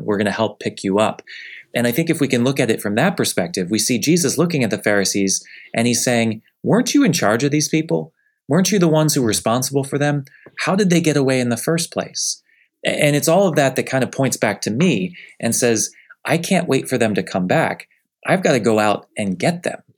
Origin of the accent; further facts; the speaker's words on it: Northeast, United States; now in Southeast, United States; I grew up in the Northeast, where we can all say that the church is sef-, definitely fading